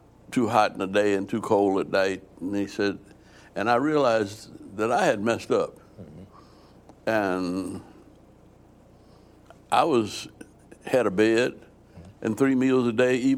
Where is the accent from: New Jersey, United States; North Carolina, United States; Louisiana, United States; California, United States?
Louisiana, United States; New Orleans; I grew up in New Orleans, and I grew up in the middle of a block.